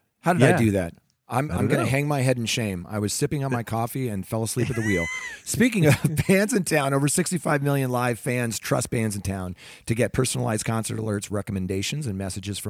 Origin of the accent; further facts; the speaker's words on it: Salem, Oregon, United States; also born or lived in Bremerton, United States; I went to high school in Salem, Oregon. I was born in the Seattle area. Born in Bremerton, Washington.